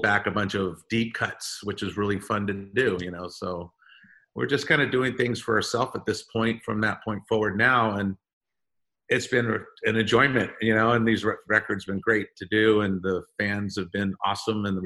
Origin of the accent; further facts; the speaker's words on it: California, United States; we are young kids from California that never left California